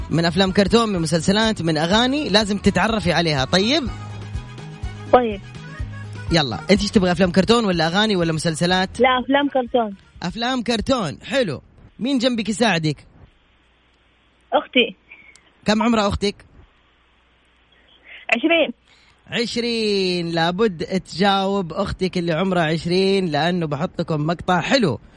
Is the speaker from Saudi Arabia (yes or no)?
yes; Jeddah, Makkah Province, Saudi Arabia; now in Jazan, Saudi Arabia; انا من جده بس حاليا بجازان